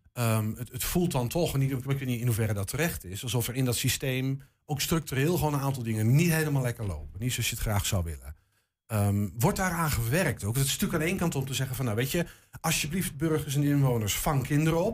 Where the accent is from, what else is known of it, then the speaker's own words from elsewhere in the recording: Netherlands; We zijn Hollanders